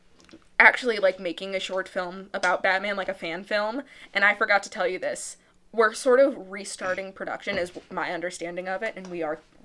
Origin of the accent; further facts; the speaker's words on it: St. Louis, Missouri, United States; Guys, we're from St. Louis, so.